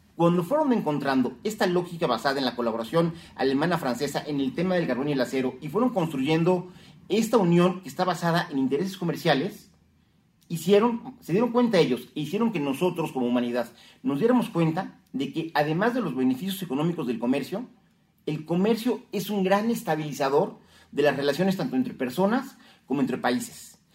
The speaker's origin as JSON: {"language": "Spanish", "country": "Mexico", "said": "como mexicanos"}